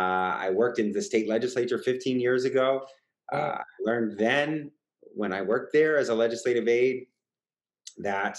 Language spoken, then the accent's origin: English; East Bay, Bay Area, California, United States; now in San Francisco, United States; I born and raised in the Bay Area, East Bay, like yourself, stuck around pretty much my whole career.